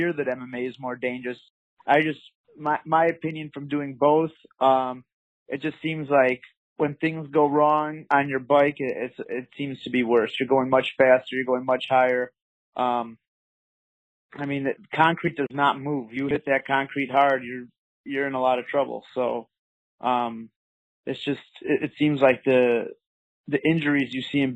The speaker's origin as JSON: {"language": "English", "town": "Bartlett", "region": "Illinois", "country": "United States", "tie": "born or raised there", "said": "I grew up in the suburbs of Chicago, Illinois, in a little town called Bartlett."}